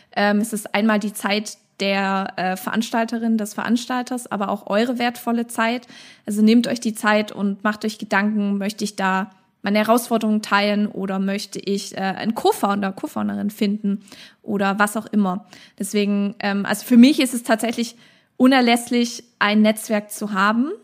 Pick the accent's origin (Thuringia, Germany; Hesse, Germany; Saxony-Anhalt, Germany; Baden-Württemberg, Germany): Baden-Württemberg, Germany; Stuttgart; bei uns in Stuttgart